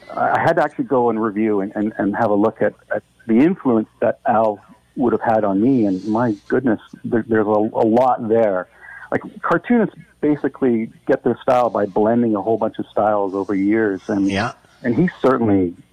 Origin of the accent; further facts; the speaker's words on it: Dundas, Ontario, Canada; I grew up in Dundas